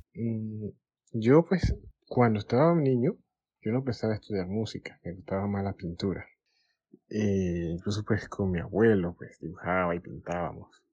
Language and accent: Spanish; Colón, Panama; soy panameño, nací en la ciudad atlántica del país, en Colón